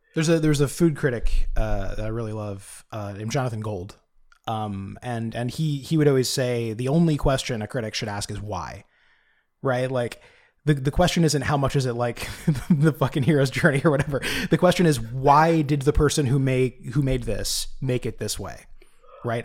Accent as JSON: {"language": "English", "country": "United States", "said": "as an American"}